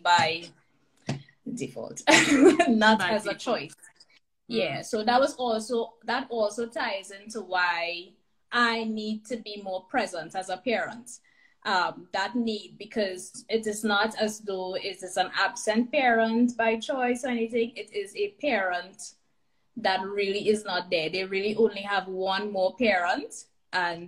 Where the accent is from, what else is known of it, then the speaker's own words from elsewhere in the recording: Trinidad & Tobago; moved away as an adult; now in Alberta, Canada; Recently left Trinidad, my hometown, born and raised, and made the big move to here in Alberta, Canada